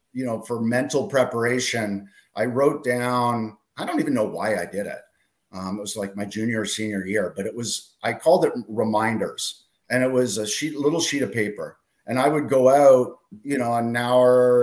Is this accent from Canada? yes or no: yes; Ottawa, Ontario, Canada; growing up in Ottawa